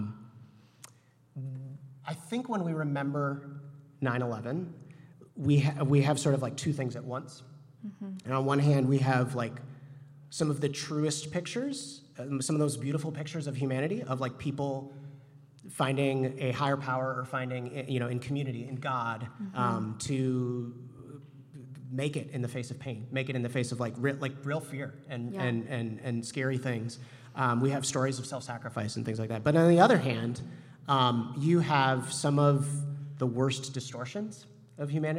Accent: Chicago, Illinois, United States; I grew up here in the Chicago area

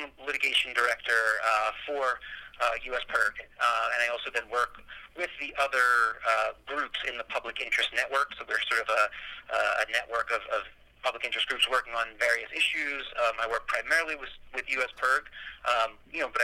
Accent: New Jersey, United States; moved away as an adult; also born or lived in New York / Colorado; now in Denver, United States; I'm from the East Coast. I grew up in New Jersey

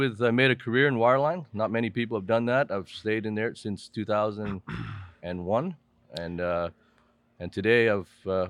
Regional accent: Edmonton, Alberta, Canada; Yeah, I am Canadian.

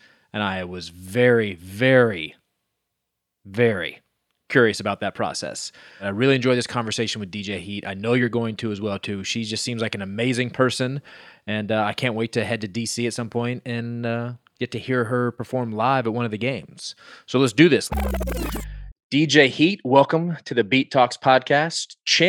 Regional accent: United States; moved away; I actually grew up just outside of Washington, D.C.

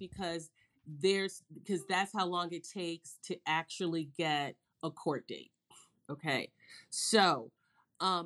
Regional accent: Chicago, Illinois, United States; I grew up in Chicago, and I grew up when Chicago was really just a Midwestern town.

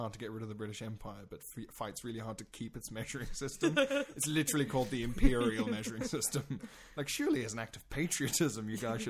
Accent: South Africa; moved away; I'm South African originally

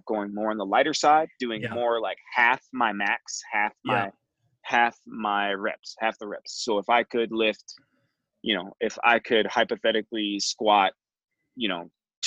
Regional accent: Flint, Michigan, United States; also born or lived in Detroit, Michigan; I grew up in Flint, which my neighborhood was all white

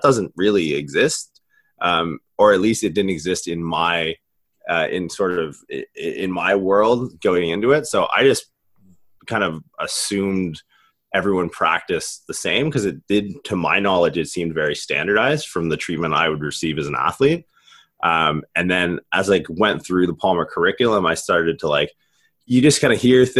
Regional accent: Canada; now in United States; I'm from Canada originally.

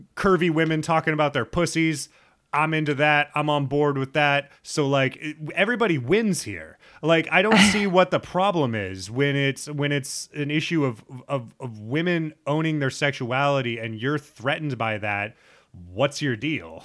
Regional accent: Nebraska, United States; moved away; growing up in Nebraska

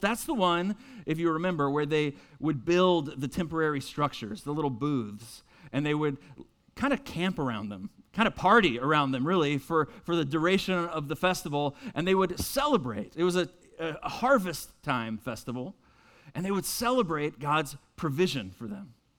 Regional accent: Winston-Salem, North Carolina, United States; moved away as an adult; also born or lived in Boston, Massachusetts; now in Mooresville, United States; I'm originally from Winston-Salem

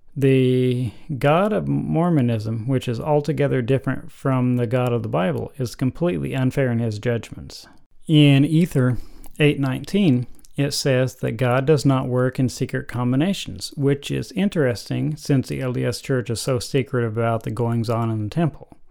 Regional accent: United States; I'm about as American as you can get

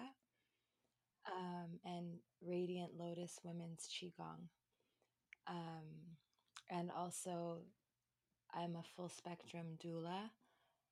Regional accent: Toronto, Ontario, Canada; I was born and raised in Toronto, Canada, in the East End

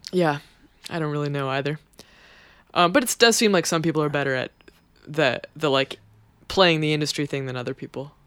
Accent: Kelowna, British Columbia, Canada; now in New York, United States; My parents don't live in my hometown anymore. They live in Vancouver

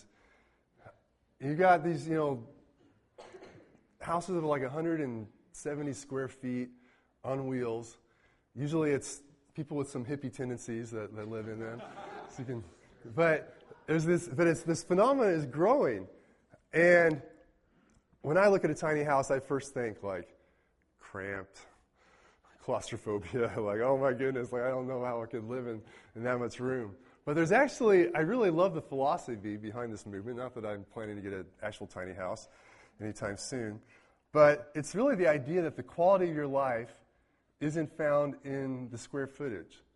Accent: Mayetta, Kansas, United States; now in Manhattan, United States; I count Mayetta, Kansas as my hometown. Population 200 and change.

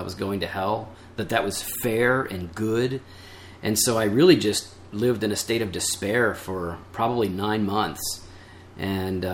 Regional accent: Geneva, Illinois, United States; I grew up in Geneva

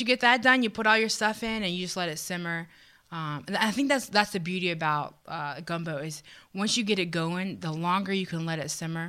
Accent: Kenner, Louisiana, United States; I'm from New Orleans. I don't say Kenner because nobody really knows where Kenner is.

